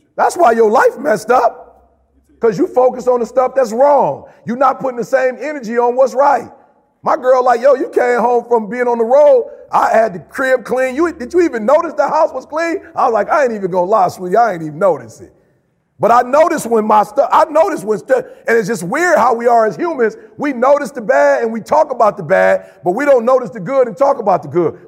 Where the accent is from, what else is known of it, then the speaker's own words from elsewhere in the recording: Chicago, Illinois, United States; moved away; I'm from Chicago originally